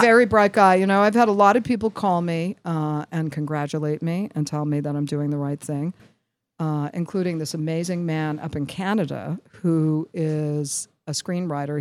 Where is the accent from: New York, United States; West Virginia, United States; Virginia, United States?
New York, United States; I'm from New York, and, you know, I have an affect, the affect of a New